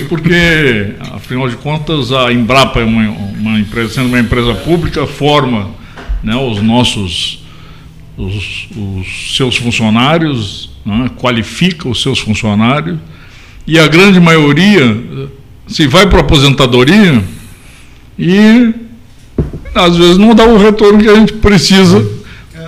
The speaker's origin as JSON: {"language": "Portuguese", "town": "Pelotas", "region": "Rio Grande do Sul", "country": "Brazil", "tie": "born or raised there", "also_born_or_lived": "Bagé", "moved": "yes", "said": "eu sou pelotense de nascimento, Rio Grandino de, de, de, adoção e sou bagense"}